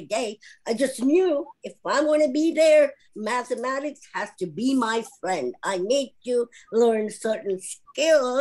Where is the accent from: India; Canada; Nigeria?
India; moved away; I'm from India.